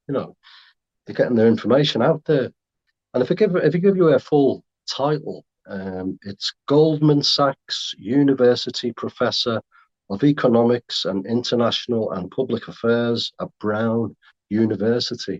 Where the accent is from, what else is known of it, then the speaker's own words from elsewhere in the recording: Merseyside, North West England, United Kingdom; I come from, I'm from Merseyside